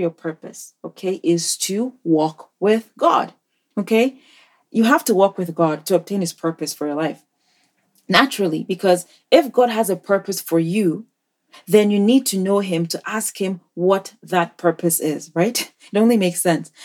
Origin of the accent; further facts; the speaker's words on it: Nigeria; moved away; in Nigeria, my home country